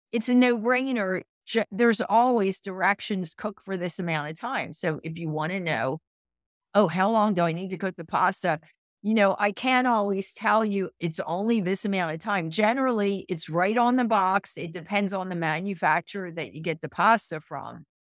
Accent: Philadelphia, Pennsylvania, United States; I'm from Philadelphia, so, and I'm, I'm home, I'm based here most of the year

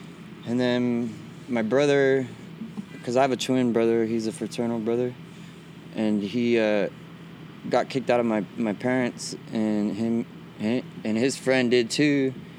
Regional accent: Visalia, California, United States; I was born in Visalia, yeah.

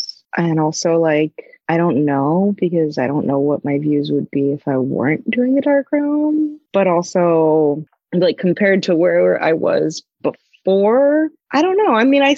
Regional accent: New England, United States; I grew up doing a fair amount of sailing because I grew up in New England

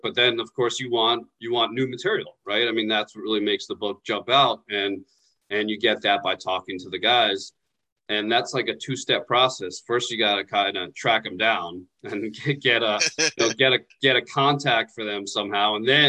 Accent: New York, United States; I'm from New York.

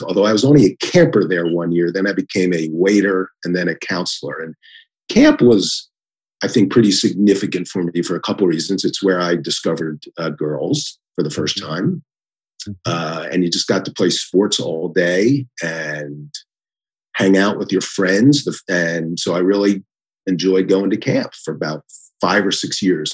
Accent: Philadelphia, Pennsylvania, United States; moved away as an adult; also born or lived in Washington, D.C.; now in Columbus, United States; I'm from Philadelphia. We pronounce it veteran

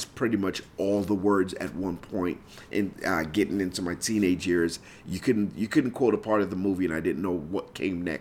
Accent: Lagos, Nigeria; moved away; I grew up in Nigeria

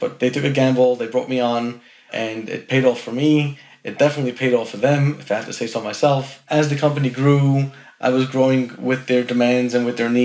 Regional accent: New York City, New York, United States; I was born and raised in Brooklyn, New York City, the borough of Brooklyn

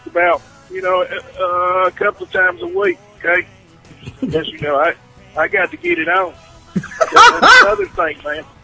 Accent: South Carolina, United States; I'm from South Carolina

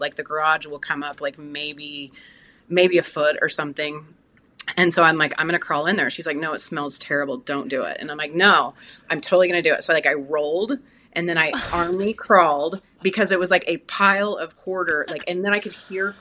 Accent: Tulsa, Oklahoma, United States; I am based in Tulsa, Oklahoma. It's my hometown. It's where I was raised

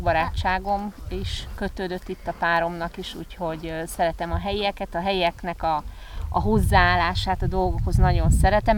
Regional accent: Hungary; now in Tenerife, Spain; én a Dunakanyarban nőttem föl

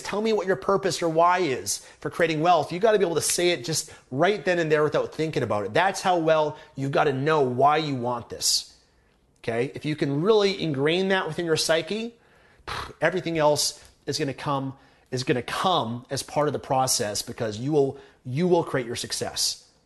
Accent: Vancouver, British Columbia, Canada; been born and raised in Vancouver, Canada

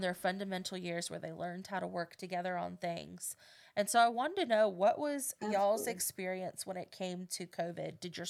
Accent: United States; we're homebodies. Like, we born and raised in Polk County

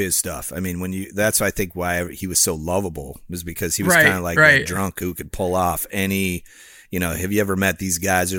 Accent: Illinois, United States; I grew up near Chicago, you know, Harry Carey, come call the game.

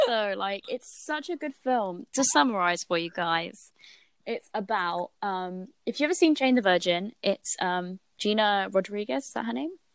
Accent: United Kingdom; also born or lived in Billericay, East of England / Barry Island, Wales; I grew up near Billericay and also near Barry Island

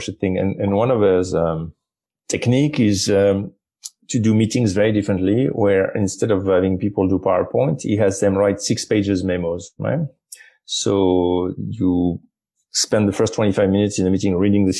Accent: France; I'm from France

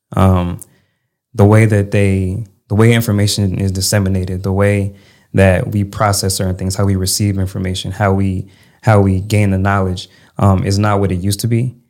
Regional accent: Connecticut, United States; moved away as an adult; also born or lived in Maryland / Louisiana / Texas; So I was raised in Connecticut

